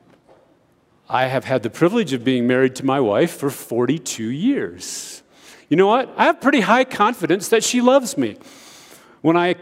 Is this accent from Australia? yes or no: no; United States; moved away as an adult; now in Ethiopia; growing up in America